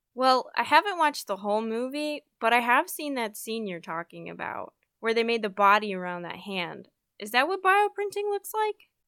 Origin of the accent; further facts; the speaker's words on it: Park City, Utah, United States; now in Asheville, United States; I'm from Park City, Utah